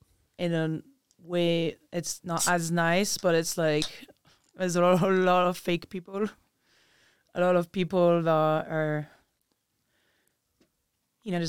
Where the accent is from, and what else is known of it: France; English is a second language; moved away as an adult; now in United States